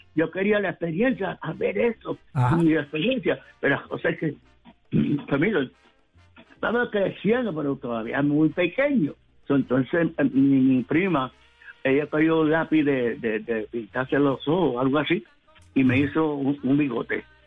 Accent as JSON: {"language": "Spanish", "country": "Puerto Rico", "lives_now": "New York, United States", "said": "siendo puertorriqueño"}